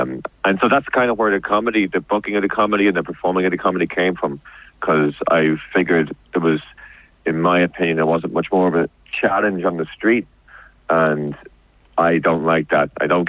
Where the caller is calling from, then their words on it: London, United Kingdom; I am calling from my boat from Paddington Basin.